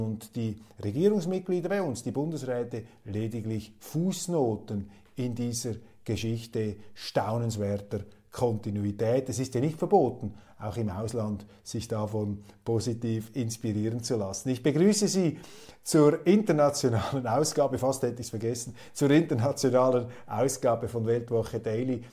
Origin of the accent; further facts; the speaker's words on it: Switzerland; als Schweizer